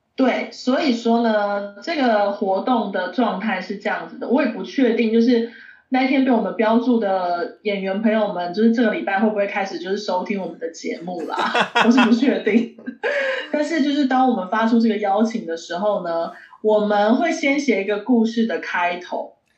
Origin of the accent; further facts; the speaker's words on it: eastern Taiwan, Taiwan; 我是吃东部粽长大的，我们都吃东部粽啊